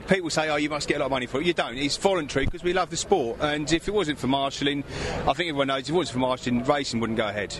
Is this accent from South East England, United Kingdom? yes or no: no; Dunstable, East of England, United Kingdom; So I come from Dunstable.